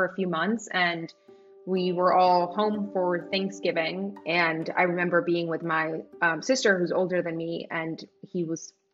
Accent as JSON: {"language": "English", "town": "Tijuana", "region": "Baja California", "country": "Mexico", "tie": "born or raised there", "also_born_or_lived": "San Diego", "moved": "yes", "said": "I grew up in Tijuana my entire life"}